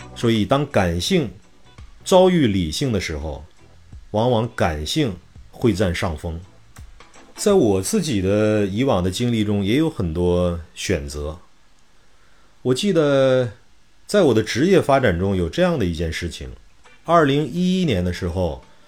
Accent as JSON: {"language": "Chinese", "region": "Shanxi", "country": "China", "also_born_or_lived": "Xuzhou / Wenzhou", "moved": "as an adult", "said": "因为我是一个山西人，我在二十岁之前是没有看过大海的"}